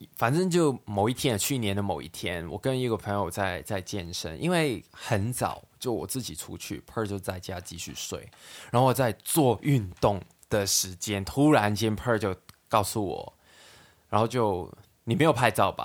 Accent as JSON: {"language": "Chinese", "country": "Hong Kong", "tie": "born or raised there", "also_born_or_lived": "Sanchong, New Taipei, Taiwan", "moved": "as an adult", "lives_now": "New Taipei, Taiwan", "said": "我们在香港的时候，根本就很少会去那些地方，因为我们从小到大住的地方都有电梯啊"}